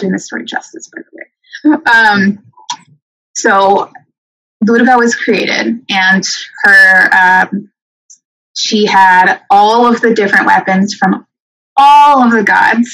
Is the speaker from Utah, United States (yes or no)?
no; Renton, Washington, United States; I grew up in Renton, and it's not a white city. I went to the Kent School District